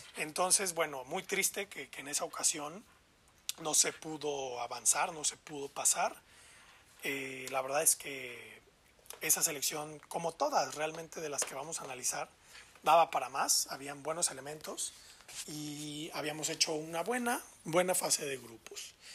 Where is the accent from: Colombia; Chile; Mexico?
Mexico; así somos los mexicanos